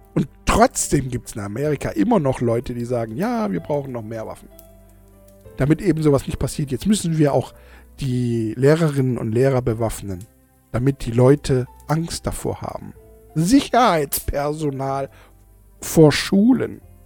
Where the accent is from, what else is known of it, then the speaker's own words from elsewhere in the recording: Germany; bei uns in Deutschland